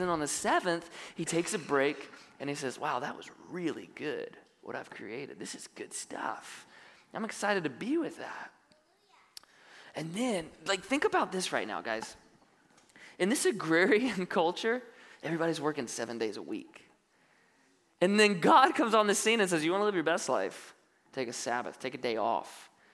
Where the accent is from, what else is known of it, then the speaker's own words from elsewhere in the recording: North Carolina, United States; now in Benicia, United States; I grew up on the East Coast, North Carolina